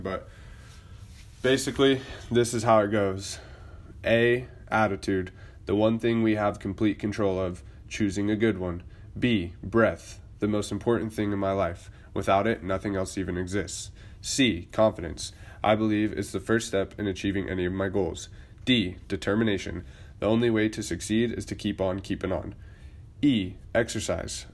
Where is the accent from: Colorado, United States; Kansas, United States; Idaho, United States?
Idaho, United States; Boise; moved away; I am originally from Boise, Idaho